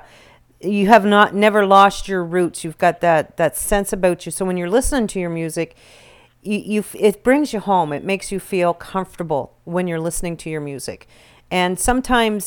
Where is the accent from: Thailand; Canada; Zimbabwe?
Canada; a little town between Chipman and Minto, New Brunswick; I'm from a little town between Chipman and Mento